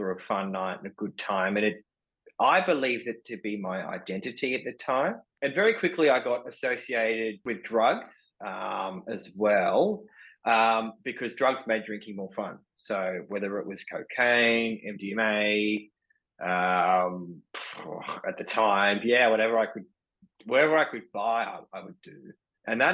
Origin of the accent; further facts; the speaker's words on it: Sydney, New South Wales, Australia; I was born and raised in Sydney